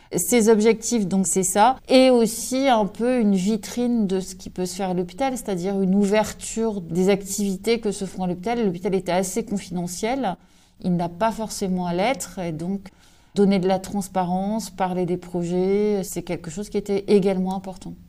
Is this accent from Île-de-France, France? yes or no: no; Brest, Brittany, France